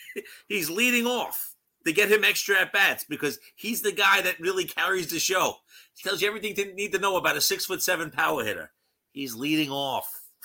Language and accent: English; New York City, New York, United States; we grew up in College Point.